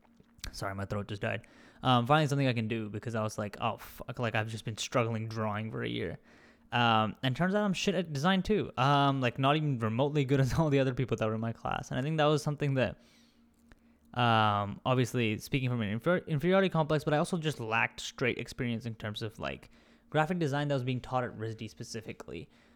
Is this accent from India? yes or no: yes; India; accent: Indian; I kind of just, like, lost my accent and my Indian accent for a long time.